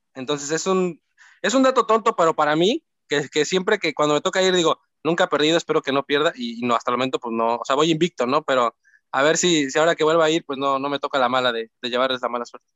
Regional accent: Cancún, Quintana Roo, Mexico; yo soy de Cancún

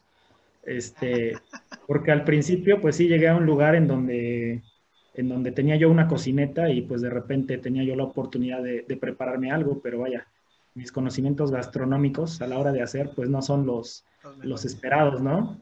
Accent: Orizaba, Veracruz, Mexico; aquí en, la ciudad de, en la ciudad de Orizaba

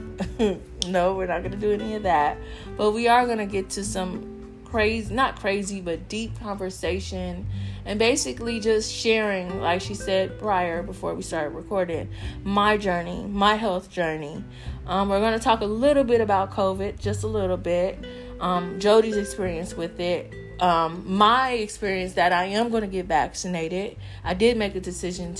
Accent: Southern California, United States; a Black American, growing up in Southern California.

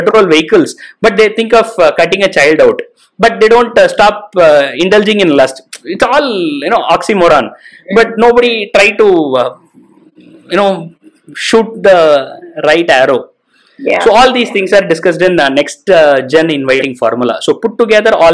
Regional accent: India; we right now in India

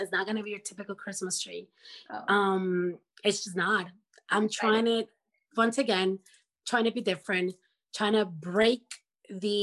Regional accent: Ecuador; moved away; I'm from Ecuador

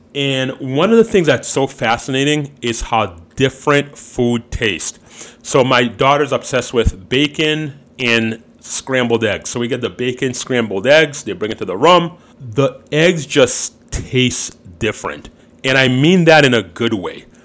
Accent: Chicago, Illinois, United States; we're from uh, United States, Chicago

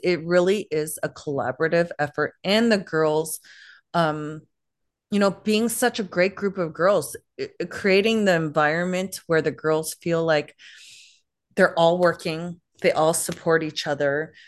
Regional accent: Toronto, Ontario, Canada; I grew up in Canada, so I had to learn French

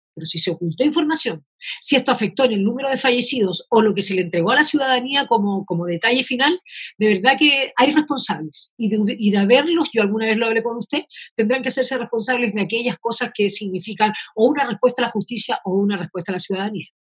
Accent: Chile; somos varios los chilenos

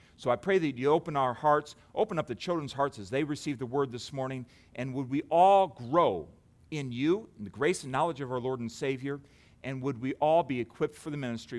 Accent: United States; we have settled as, as American Christians

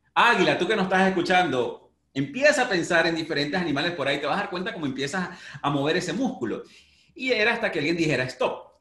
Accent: Venezuela; moved away; nací en Venezuela

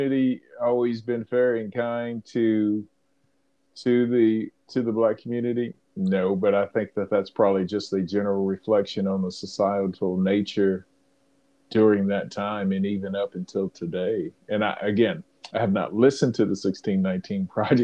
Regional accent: South Georgia, United States; I was born in 1969 in South Georgia

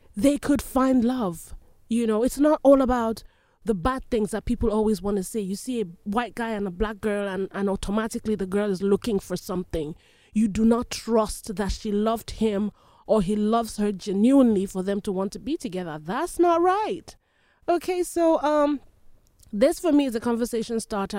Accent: Nigeria; moved away; I was born and raised in Nigeria

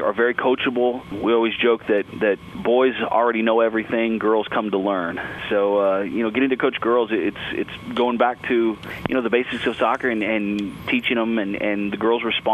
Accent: Dallas, Texas, United States; also born or lived in New Mexico; I'm from Dallas, Texas originally. I grew up here.

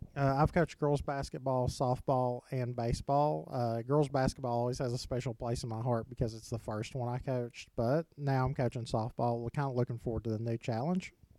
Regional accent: Oliver Springs, Tennessee, United States; I got to go back home and, and coach in Oliver Springs

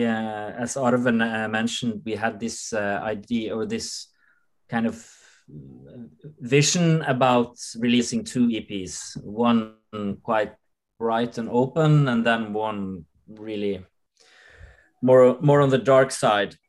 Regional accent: Norway; we grew up with like in Norway as a very like old school Protestantic system

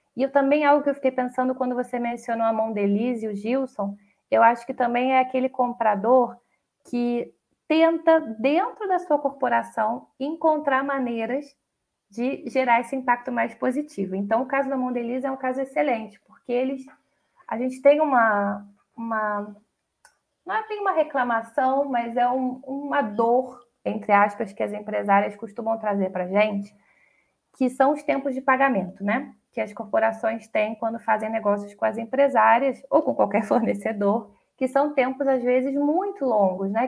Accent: Brazil; a gente é brasileiro

